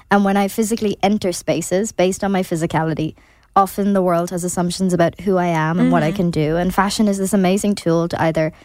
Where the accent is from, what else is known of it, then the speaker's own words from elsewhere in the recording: Ireland; as Irish people